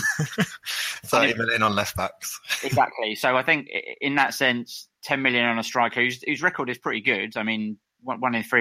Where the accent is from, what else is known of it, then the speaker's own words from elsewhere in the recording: Scotland, United Kingdom; I'm Scottish, and so is he, Leigh Griffiths, just yeah.